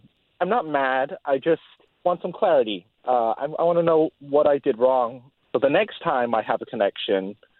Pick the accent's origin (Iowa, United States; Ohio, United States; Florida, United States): Florida, United States; Apopka; I'm from Apopka.